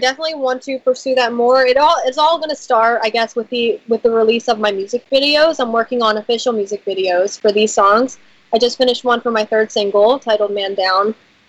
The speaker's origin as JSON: {"language": "English", "town": "Philadelphia", "region": "Pennsylvania", "country": "United States", "said": "Yeah, I'm from Philadelphia."}